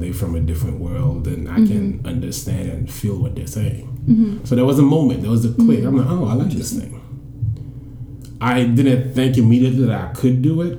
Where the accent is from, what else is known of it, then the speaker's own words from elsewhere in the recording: Haiti; English is a second language; moved away as an adult; now in New York City, United States; I'm Haitian. That's where I'm from. I've been in the States for 8 years. So I moved over here in 2008.